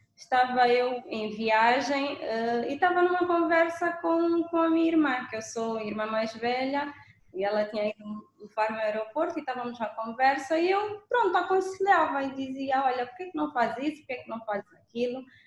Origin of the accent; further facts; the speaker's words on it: Angola; nos anos 90, quando eu, quando eu era pequenina em Angola